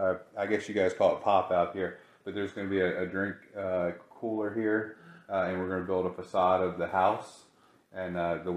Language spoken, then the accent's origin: English; Virginia, United States; moved away as an adult; now in Kansas, United States; because we're from Virginia